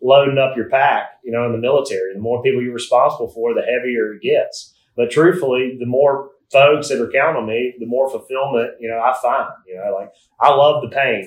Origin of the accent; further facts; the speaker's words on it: South Alabama, United States; as a 10-year-old growing up in South Alabama